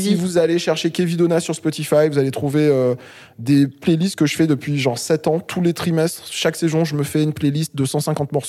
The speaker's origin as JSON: {"language": "French", "country": "Réunion", "said": "Je suis réunionnais. Euh, donc le Zouk euh, et le Zouk Love, on a tout reçu, tout pris, euh, et c'est nice."}